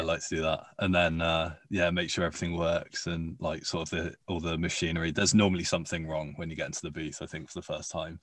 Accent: United Kingdom; accent: posh; B B C Radio Four in the U K was what I grew up listening to, and it's really where I got my accent from

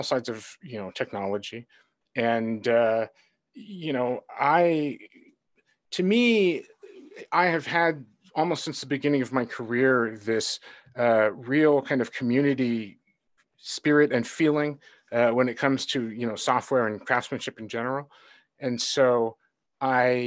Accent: Honolulu, Hawaii, United States; moved away; also born or lived in Seattle / Silicon Valley; I grew up in Honolulu.

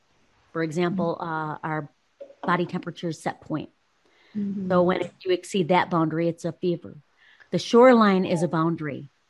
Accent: Texas, United States; I'm from Texas.

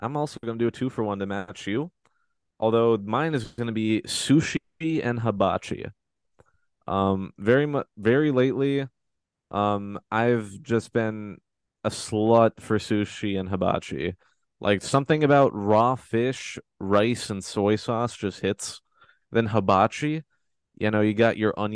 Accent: North Carolina, United States; I'm from North Carolina

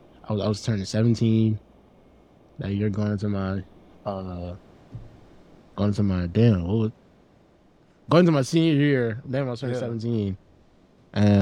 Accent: Linden, New Jersey, United States; moved away; also born or lived in North Carolina; Grew up in a small town called Linden, New Jersey

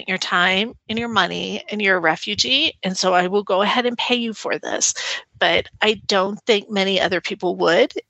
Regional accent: United States; I'm the American

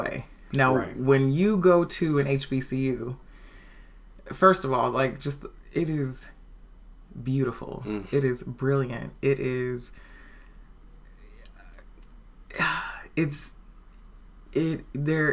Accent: Portland, Oregon, United States; also born or lived in Los Angeles County, California / Washington, D.C.; when I was an infant, my mom and my dad moved up here. Mm. And so I was here, went to King, went to Vernon.

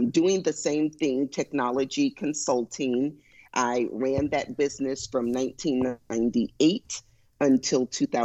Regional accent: Houston, Texas, United States; I was born and raised in Houston

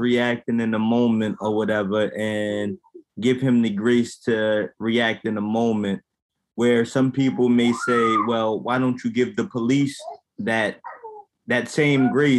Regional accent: Yonkers, New York, United States; I'm from Yonkers, New York.

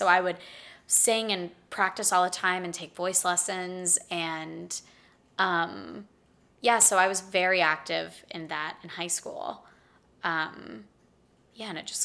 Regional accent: Pittsburgh, Pennsylvania, United States; moved away as an adult; now in Austin, United States; I am from Pittsburgh, Pennsylvania

